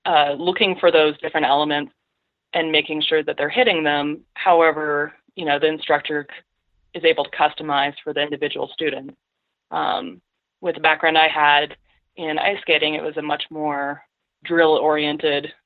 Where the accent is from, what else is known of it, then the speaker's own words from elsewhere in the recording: Colorado, United States; moved away as an adult; also born or lived in Wisconsin; I grew up in Colorado and grew up doing, you know, powder days with my dad.